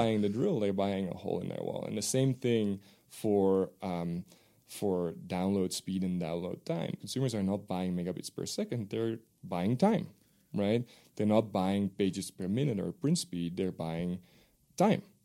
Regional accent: Netherlands; first language Dutch; English is a second language; moved away; my native language is Dutch

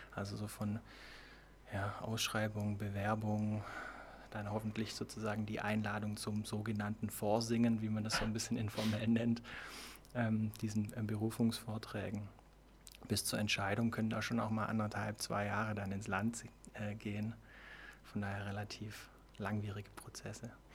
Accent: Ravensburg, Baden-Württemberg, Germany; also born or lived in Iowa, United States; now in Konstanz, Germany; Ich komme ursprünglich aus Ravensburg, ähm, habe da Abitur gemacht

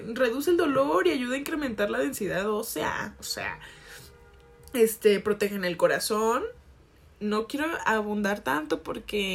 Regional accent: Jalisco, Mexico; con ese acento porque soy de Jalisco

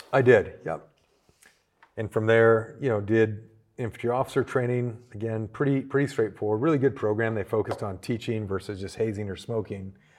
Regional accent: small town near Toronto, Ontario, Canada; moved away as an adult; also born or lived in Georgia, United States / North Carolina, United States; now in United States; I was born small town Canada, um, not too far from Toronto

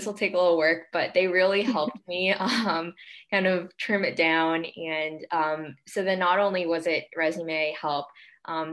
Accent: New York, United States; I'm originally from New York and have been here my whole life

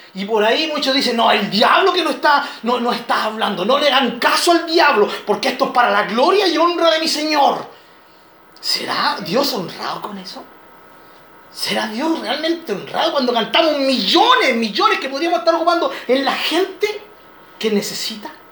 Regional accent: Chile; como chileno

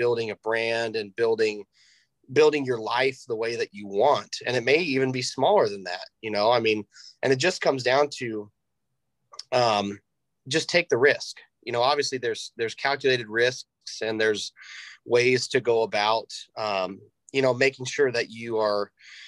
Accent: Greenwood, United States; I'm born and raised here in Greenwood. This is my hometown.

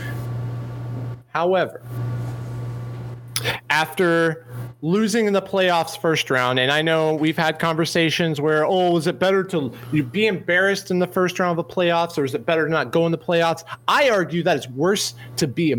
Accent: Missouri, United States; I grew up in Missouri

